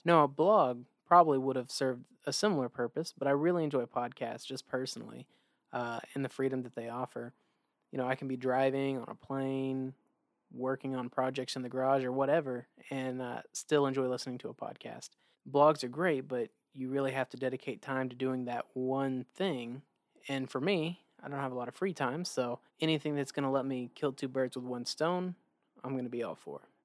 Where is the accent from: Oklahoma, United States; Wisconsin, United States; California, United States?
Oklahoma, United States; also born or lived in Maryland; I claim Oklahoma as my home state, but I was actually born in Maryland